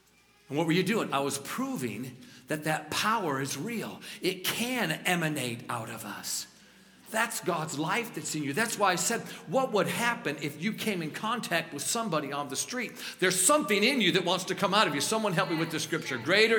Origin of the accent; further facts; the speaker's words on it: New York, United States; Because I'm a New Yorker. Come on, somebody. You got to fold it, let it drip a little bit, and then eat it.